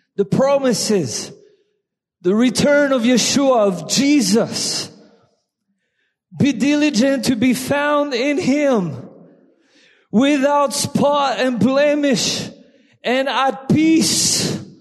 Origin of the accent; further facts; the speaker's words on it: France; accent: French; English is a second language; my French accent